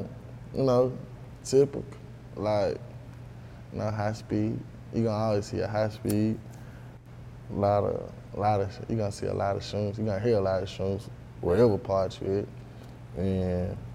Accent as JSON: {"language": "English", "town": "Memphis", "region": "Tennessee", "country": "United States", "tie": "born or raised there", "also_born_or_lived": "Olive Branch, Mississippi", "said": "I grew up in the East, in like Oak Haven area, like off of Tullahoma"}